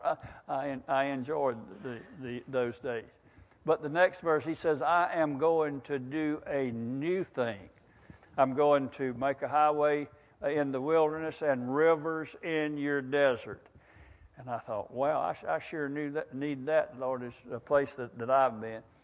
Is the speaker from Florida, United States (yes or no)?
yes; Wakulla County, Florida, United States; I've lived in Wakulla County all my life